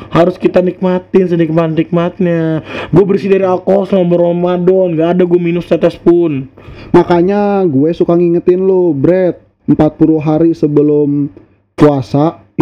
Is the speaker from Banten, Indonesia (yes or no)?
no; West Java, Indonesia; Gue juga Jawa, Jawa Barat.